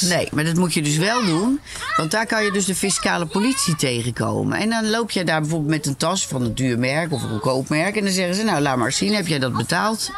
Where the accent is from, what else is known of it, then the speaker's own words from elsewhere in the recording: Belgium; Zoals jullie horen ben ik niet van Nederland, maar van België.